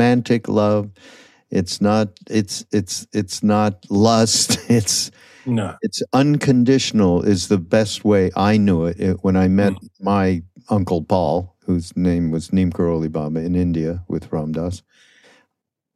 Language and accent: English; Canada; I'm from Canada.